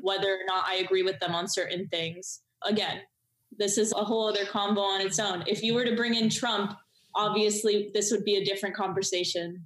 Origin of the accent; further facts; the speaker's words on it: Miami, Florida, United States; I grew up in Miami.